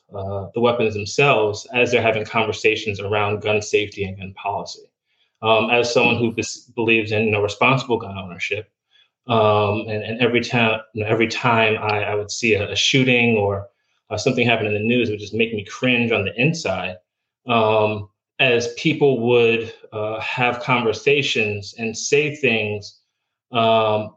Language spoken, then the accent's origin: English; about an hour north of New York City, United States; moved away as an adult; also born or lived in Germany; now in Florida, United States; originally, I'm from New York. I grew up about an hour north of New York City